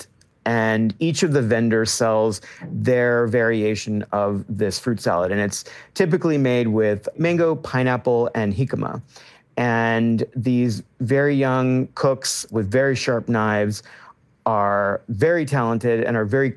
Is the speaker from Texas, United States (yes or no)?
yes; Austin, Texas, United States; moved away as an adult; now in Mazatlan, Mexico; a brown Mexican-American boy growing up in Texas